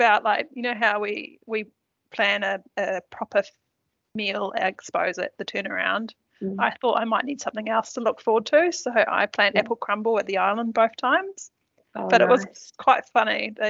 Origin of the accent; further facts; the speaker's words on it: Turangi, Waikato, New Zealand; that obviously been told that I was from Lower Hutt. No, just Turangi.